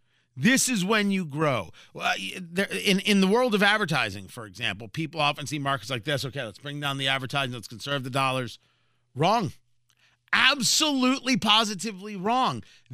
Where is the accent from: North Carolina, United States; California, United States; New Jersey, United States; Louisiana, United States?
New Jersey, United States; Growing up in Jersey, Wawa, I think, is based out of Philly.